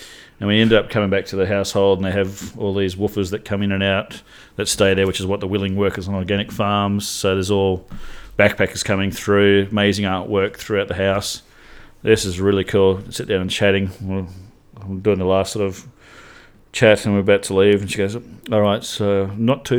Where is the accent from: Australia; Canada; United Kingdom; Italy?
Australia; Pilbara, Western Australia; I grew up north in the Pilbara.